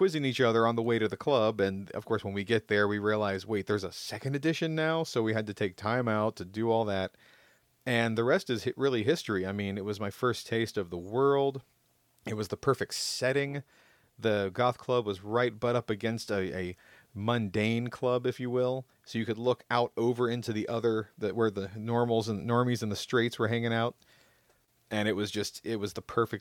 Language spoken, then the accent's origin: English; Jacksonville, Florida, United States; where I grew up in Jacksonville, Florida